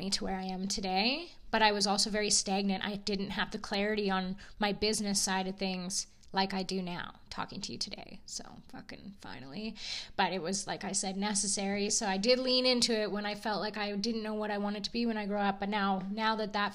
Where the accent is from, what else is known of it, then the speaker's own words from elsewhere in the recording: Edson, Alberta, Canada; moved away as an adult; now in Kelowna, Canada; my hometown, Edson